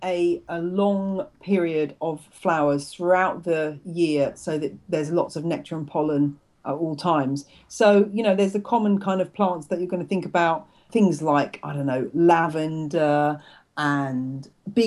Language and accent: English; United Kingdom; also born or lived in Louisiana, United States; being a Brit down there at the time